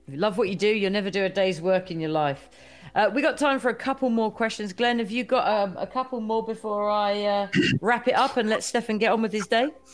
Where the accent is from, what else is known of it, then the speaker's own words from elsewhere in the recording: United Kingdom; I'm a Brit